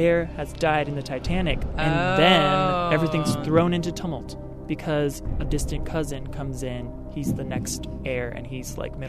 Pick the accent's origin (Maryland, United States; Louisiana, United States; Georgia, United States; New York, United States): Maryland, United States; Baltimore; moved away; I'm from Baltimore, by the way.